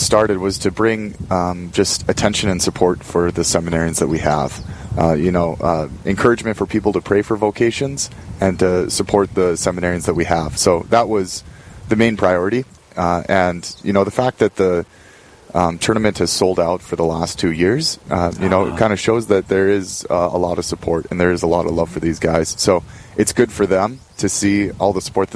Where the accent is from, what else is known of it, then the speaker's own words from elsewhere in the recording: Bismarck, North Dakota, United States; I was born and raised in Bismarck, North Dakota.